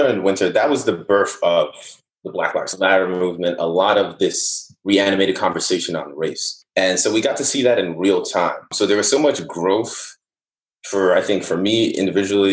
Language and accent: English; Newark, New Jersey, United States; also born or lived in Nigeria / Irvington, New Jersey / Union, New Jersey; I grew up in Newark and Irvington, then I moved to suburbs of Union.